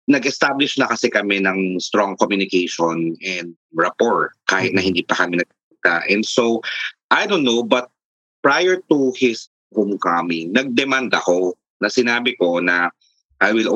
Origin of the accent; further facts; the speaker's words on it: Taguig, Metro Manila, Philippines; Siguro nakita niya sa profile ko that I'm from Taguig.